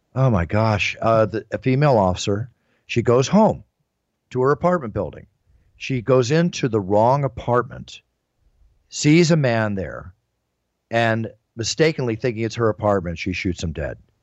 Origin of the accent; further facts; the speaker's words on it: Philadelphia, Pennsylvania, United States; moved away; also born or lived in Dallas; I was raised a lot, many years in my hometown, which I consider, which is Philadelphia